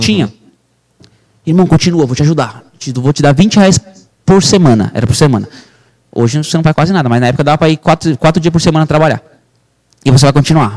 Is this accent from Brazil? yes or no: yes; São Paulo, Brazil; also born or lived in Mairiporã; nasci em Mariporã. Aí me criei aqui em São Paulo desde pequeno.